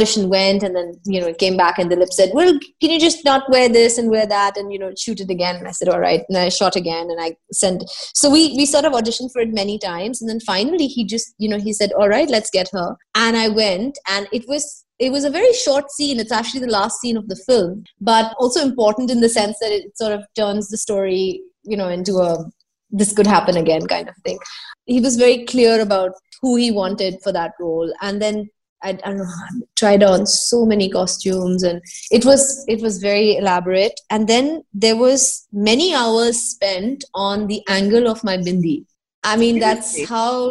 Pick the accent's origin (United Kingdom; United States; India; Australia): India; Delhi; also born or lived in Bombay; I grew up in Delhi and because my grandparents are Purana Delhi Walas